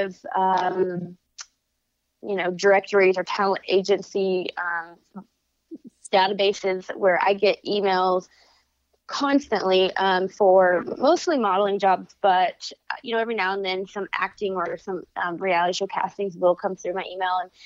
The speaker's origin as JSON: {"language": "English", "town": "Abilene", "region": "Texas", "country": "United States", "tie": "born or raised there", "also_born_or_lived": "Southern California / Stephenville, Texas / Dallas-Fort Worth", "said": "I actually was not born in Texas, but I grew up in Texas. I got here when I was 8 years old. I was actually born in Southern California. Oh. But, I grew up in Abilene, which is considered West Texas"}